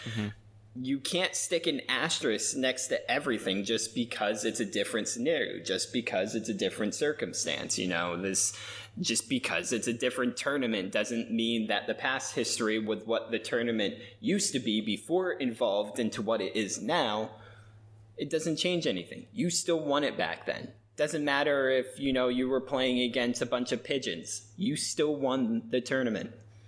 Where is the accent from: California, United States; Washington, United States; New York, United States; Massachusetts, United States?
Washington, United States; Seattle; the team from Seattle, I'm from Seattle, this team could win